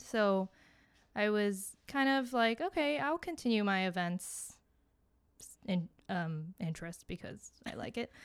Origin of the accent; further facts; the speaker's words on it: Miami, Florida, United States; moved away as an adult; now in Boston, United States; I am originally from Miami, but I came here for school